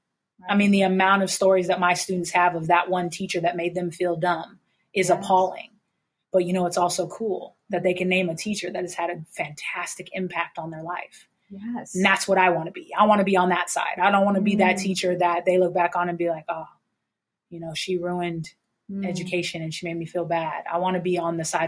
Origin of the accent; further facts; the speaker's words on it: San Diego, California, United States; I've grown up, born and raised in San Diego.